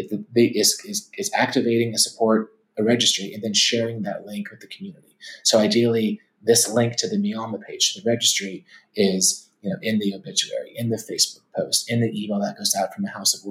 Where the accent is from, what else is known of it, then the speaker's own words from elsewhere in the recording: Atlanta, Georgia, United States; growing up in Atlanta with where my dad's side was from